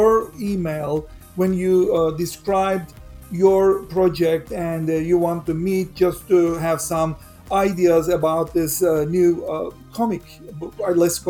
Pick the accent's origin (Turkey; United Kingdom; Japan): Turkey; now in United States; I'm a Turkish citizen as well as a US citizen. I grew up in Turkey